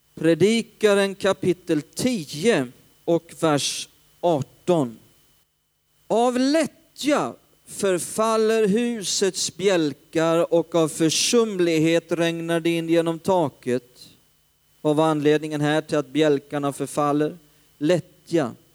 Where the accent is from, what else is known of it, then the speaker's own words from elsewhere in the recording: Hällefors, Örebro County, Sweden; also born or lived in Stockholm; uppe i Hällefors där jag kommer ifrån